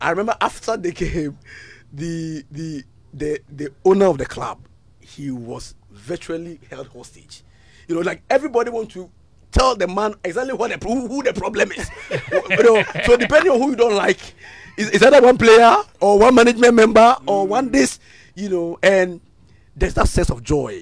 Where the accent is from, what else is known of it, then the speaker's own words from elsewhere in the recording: Ghana; I'm come from Siakwa, Chime Siakwa